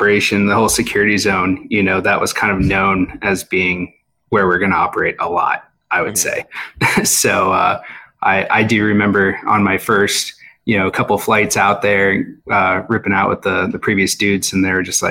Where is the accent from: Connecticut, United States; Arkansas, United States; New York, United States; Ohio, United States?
Arkansas, United States; Hot Springs; I grew up in Hot Springs, Arkansas